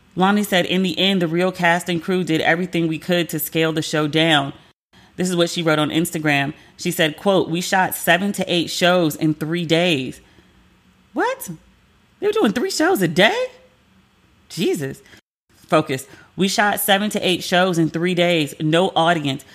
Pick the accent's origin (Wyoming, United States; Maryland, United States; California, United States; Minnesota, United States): Maryland, United States; I'm from Maryland